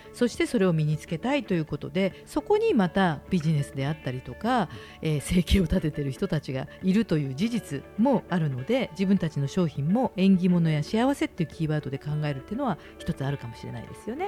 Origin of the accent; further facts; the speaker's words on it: Chūgoku region, Japan; 私は出身中国地方なんだけど